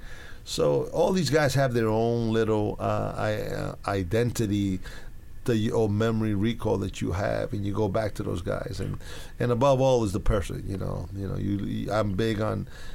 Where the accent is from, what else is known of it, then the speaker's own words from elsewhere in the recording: New York City, New York, United States; I grew up right next to the stadium